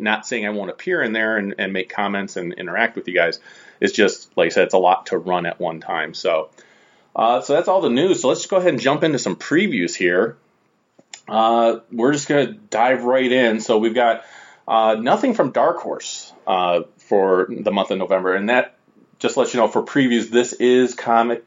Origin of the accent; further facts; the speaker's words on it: Strongsville, Ohio, United States; here in Strongsville, which is my hometown